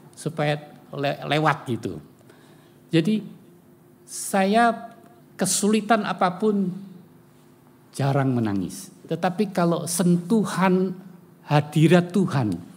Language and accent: Indonesian; Semarang, Central Java, Indonesia; saya lahir di Semarang ya, dewasa di Semarang